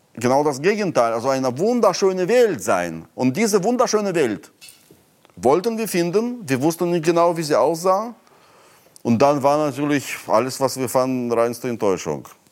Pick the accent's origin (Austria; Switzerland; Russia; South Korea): Russia; Moscow; German is a second language; moved away as an adult; also born or lived in Berlin, Germany; now in Brandenburg, Germany; meine Heimat, die Sowjetunion